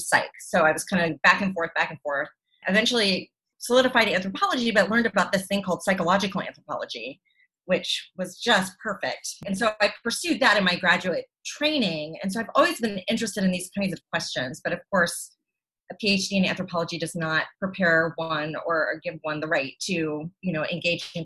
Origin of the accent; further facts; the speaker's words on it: the panhandle of Florida, United States; I grew up in the panhandle of Florida in the 1980s, 70s